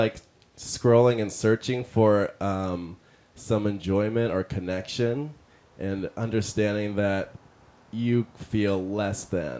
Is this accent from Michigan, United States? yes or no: yes; Detroit, Michigan, United States; Detroit, Michigan.